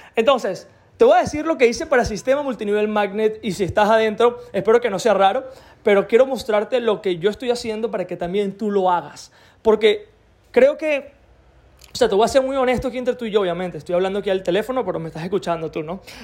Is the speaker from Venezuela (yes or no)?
yes; Venezuela; soy de Venezuela